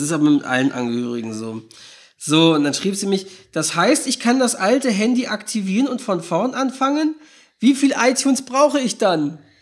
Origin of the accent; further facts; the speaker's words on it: Norderstedt, Schleswig-Holstein, Germany; in der Heimatstadt, wo ich herkomme, in Norderstedt, ja, es ist ein Ort in Schleswig-Holstein